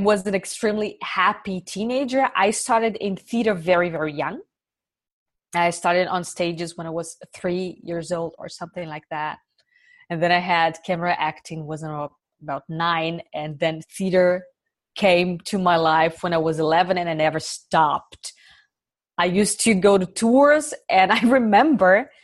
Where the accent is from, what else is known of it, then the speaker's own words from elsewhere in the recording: Brazil; moved away as an adult; now in Germany; it was tough growing up in Brazil